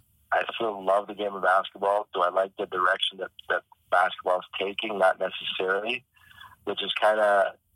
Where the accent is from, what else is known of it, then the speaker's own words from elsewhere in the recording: Toronto, Ontario, Canada; I'm born and raised in Toronto.